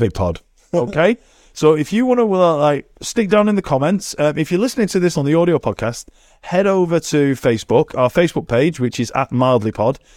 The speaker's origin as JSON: {"language": "English", "region": "England", "country": "United Kingdom", "said": "I'm English"}